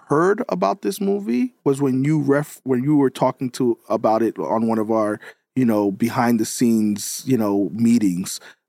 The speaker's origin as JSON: {"language": "English", "region": "New York", "country": "United States", "tie": "born or raised there", "said": "I'm from New York."}